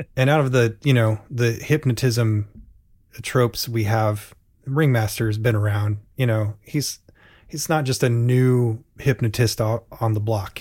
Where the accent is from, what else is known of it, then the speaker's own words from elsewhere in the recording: Portland, United States; in Portland, we had the Barnum and Bailey's at least annually